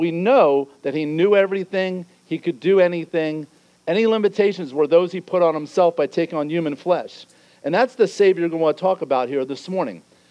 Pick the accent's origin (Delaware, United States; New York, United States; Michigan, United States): Delaware, United States; Newark; I grew up in Newark, Delaware